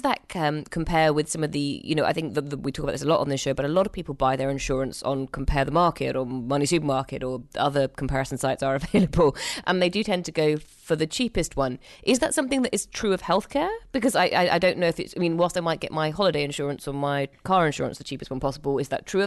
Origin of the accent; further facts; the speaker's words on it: United Kingdom; being very British